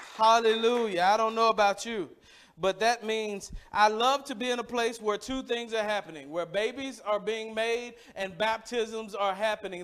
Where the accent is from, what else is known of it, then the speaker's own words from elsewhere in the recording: Mississippi, United States; I grew up in Mississippi, and I, I, grew up at a church